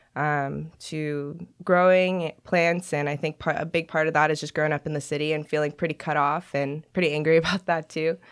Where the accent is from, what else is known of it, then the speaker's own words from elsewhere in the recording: Long Beach, California, United States; moved away as an adult; now in Portland, United States; Grew up in Long Beach, California